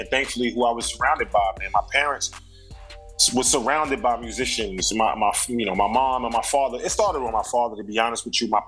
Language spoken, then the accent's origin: English; Brooklyn, New York, United States; because I'm from Brooklyn, this is what I was subjected to.